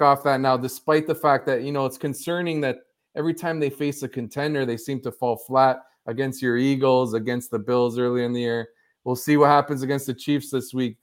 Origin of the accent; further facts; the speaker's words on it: Toronto, Ontario, Canada; now in London, Canada; I grew up in Toronto